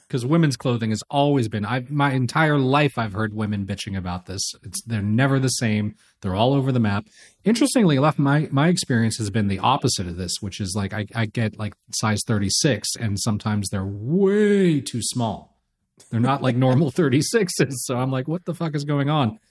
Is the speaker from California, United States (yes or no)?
yes; Los Angeles, California, United States; I'm from Los Angeles. I was a kid when the Lakers hit this dynasty, and it was the biggest thing in L